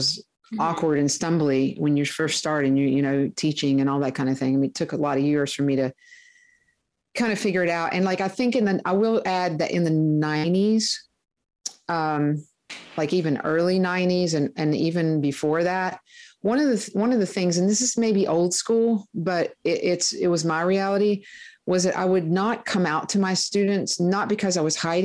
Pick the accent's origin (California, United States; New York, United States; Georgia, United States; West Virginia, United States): West Virginia, United States; near Huntington; I grew up near Huntington, West Virginia